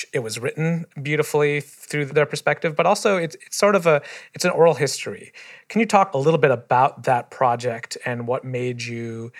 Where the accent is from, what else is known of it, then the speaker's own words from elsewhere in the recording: Michigan, United States; In our own mosque growing up in Michigan